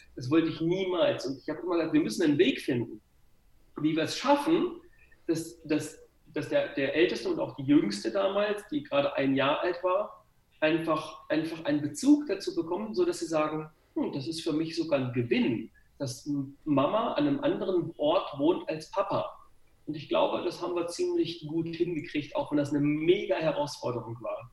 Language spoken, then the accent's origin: German; Gifhorn, Lower Saxony, Germany; ich komme aus Gifhorn, also eigentlich nur 20 Kilometer von dir weg.